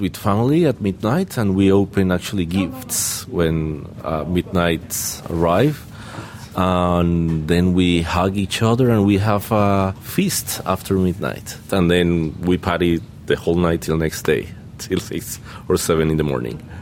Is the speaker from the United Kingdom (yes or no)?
no; Colombia; I'm from Colombia